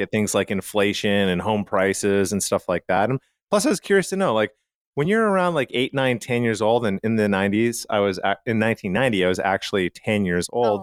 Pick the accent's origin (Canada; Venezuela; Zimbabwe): Canada; Calgary, Alberta; now in United States; I grew up in Calgary, Canada